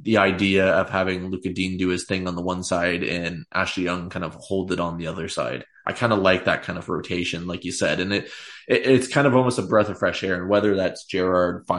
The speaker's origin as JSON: {"language": "English", "country": "Canada", "said": "as a Canadian"}